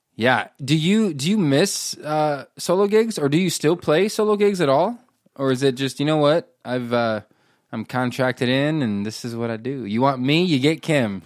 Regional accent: Nebraska, United States; I grew up in Nebraska

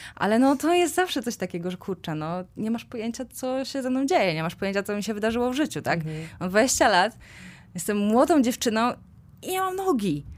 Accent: Kozienice, Masovian Voivodeship, Poland; now in Warsaw, Poland; pochodzę z, z małej miejscowości, z Kozienic

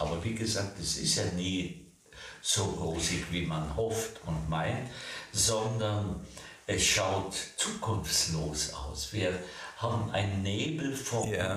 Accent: Bavaria, Germany; bei uns in Bayern

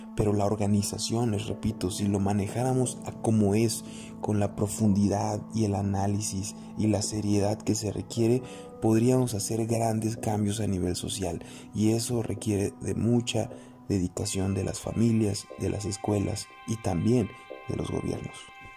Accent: Mexico; los mexicanos no somos organizados

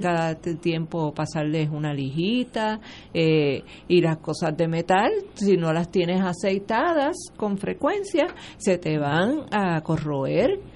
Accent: Puerto Rico

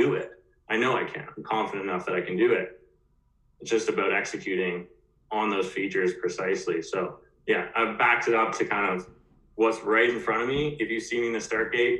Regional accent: Ontario, Canada; I grew up in Ontario skiing

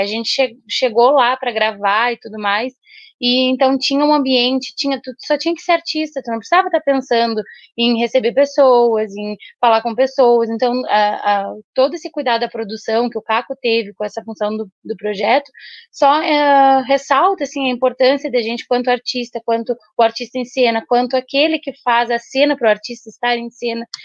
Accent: Bagé, Rio Grande do Sul, Brazil; now in Pelotas, Brazil; desde que a gente veio morar aqui em Pelotas, que a gente não é daqui, a gente é de Bagé

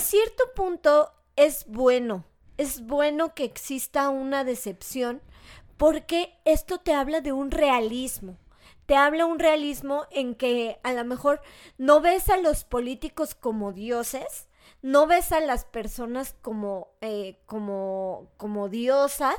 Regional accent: Mexico; nos pasa como mexicano

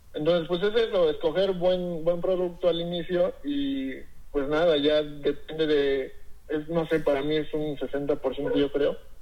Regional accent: Cuapiaxtla, Tlaxcala, Mexico; Yo soy de un pueblillo de, este, que se llama Coapiaxla, aquí en Tlaxcala

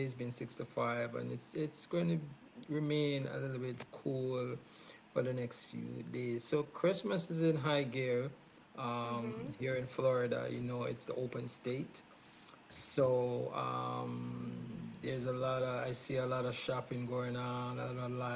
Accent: Jamaica; I was born in Jamaica

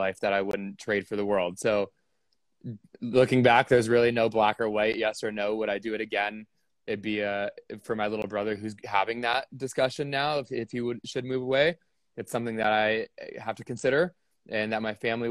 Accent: California, United States; moved away; also born or lived in Scottsdale, Arizona; I grew up in California. My dad was an agent at the time

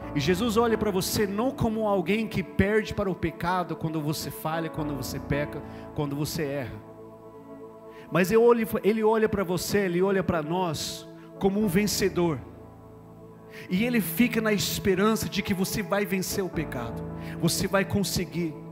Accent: United States; Portuguese is a second language; moved away as an adult; now in Brazil; sou brasileiro, nem lembro mais quando eu era americano, faz 16 anos já. Dia 2 de março de 2007 eu cheguei aqui em São Paulo, no aeroporto de São Paulo

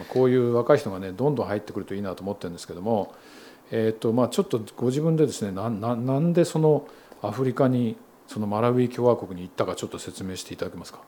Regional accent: Kanto, Japan; moved away; 僕は関東生まれ

